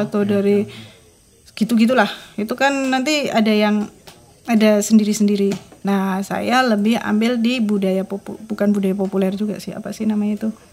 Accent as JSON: {"language": "Indonesian", "town": "Yogyakarta", "region": "Special Region of Yogyakarta", "country": "Indonesia", "tie": "born or raised there", "said": "aku orang Jogja ya aku orang Jogja lahir besar di Jogja sampai sekarang di Jogja"}